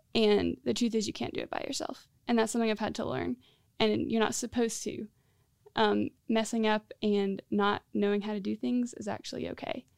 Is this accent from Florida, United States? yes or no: yes; Central Florida, United States; moved away as an adult; now in Greenville, United States; I grew up in Central Florida. So, um, I moved to Greenville a year and a half ago